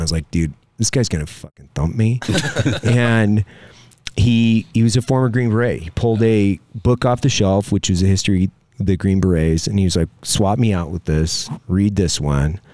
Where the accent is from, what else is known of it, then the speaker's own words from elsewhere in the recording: Lewiston, Idaho, United States; I grew up in Lewiston, Idaho, which is on the confluence of two rivers